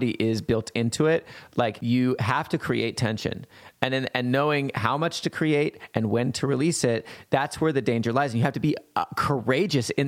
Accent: Montana, United States; now in New York, United States; growing up in Montana and growing up super conservative and religious

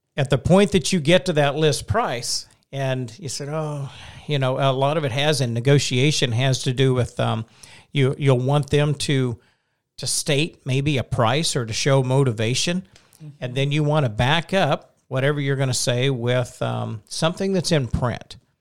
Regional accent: Oklahoma, United States; I'm from Oklahoma

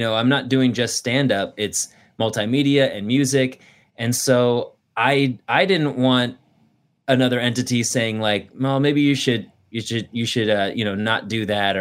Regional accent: Thousand Oaks, California, United States; also born or lived in San Luis Obispo; I grew up in Thousand Oaks.

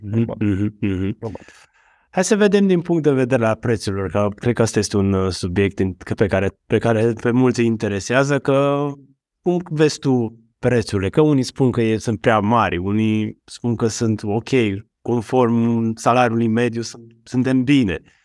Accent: Romania

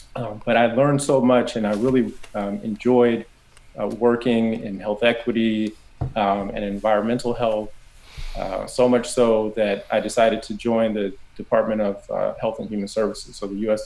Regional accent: Southern California, United States; I grew up in Southern California

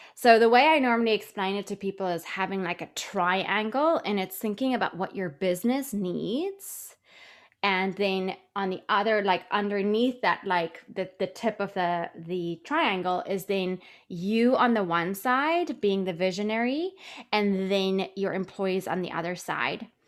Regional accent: South Africa; moved away as an adult; also born or lived in London / New York; I'm originally from South Africa. I worked as a money broker in London and New York

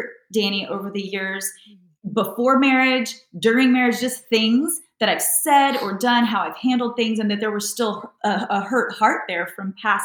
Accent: the South, United States; moved away; also born or lived in Los Angeles; I grew up in the South where you need to look like you have it together

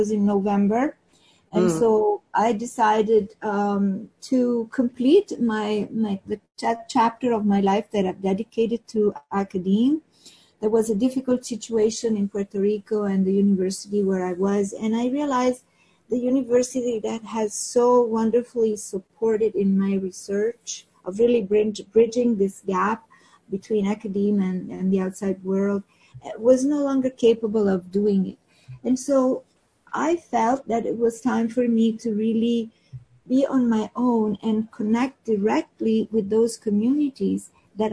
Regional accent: Rome, Lazio, Italy; moved away as an adult; also born or lived in Piedmont, Italy; now in Turin area, Italy; I was born and raised in Rome

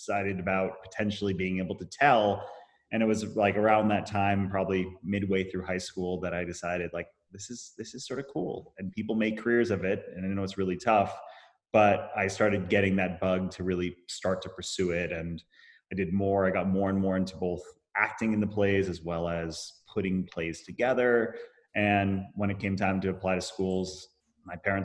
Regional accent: Boston, Massachusetts, United States; moved away as an adult; also born or lived in New York; I grew up in I grew up right in Boston

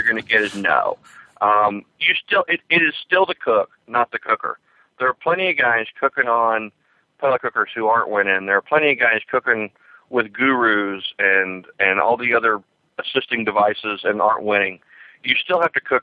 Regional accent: Kansas City, Missouri, United States; my hometown, Kansas City

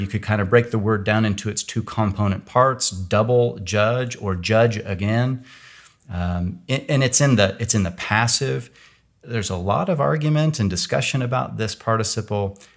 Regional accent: Kansas, United States; now in California, United States; I live in California now, but I grew up in Kansas

